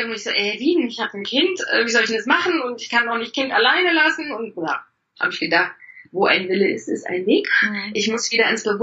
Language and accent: German; East Germany, Germany; Ich komme aus dem Osten, da haben die Frauen das auch